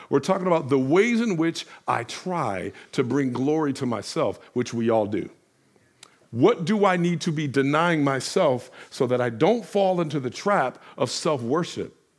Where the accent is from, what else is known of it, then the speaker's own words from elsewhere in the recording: Detroit, Michigan, United States; I'm from Detroit